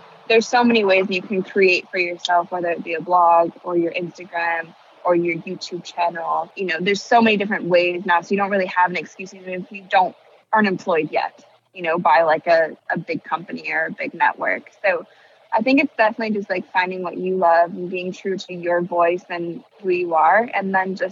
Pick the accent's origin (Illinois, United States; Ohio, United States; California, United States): Ohio, United States; Akron; I grew up in Akron, Ohio